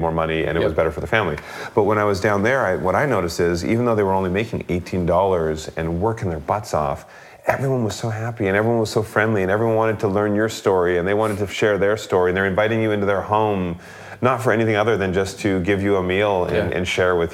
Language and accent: English; Canada; now in United States; we're from Canada originally